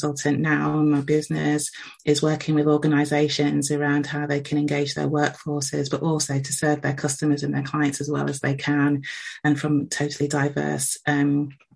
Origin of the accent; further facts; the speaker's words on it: England, United Kingdom; I myself am of Jamaican heritage, but I was born in England. I've lived here all of my life.